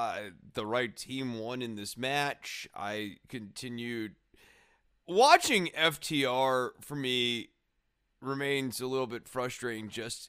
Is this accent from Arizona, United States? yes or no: no; Cincinnati, Ohio, United States; I just think I'm from Cincinnati. Cincinnati, the Bengals, Cincinnati.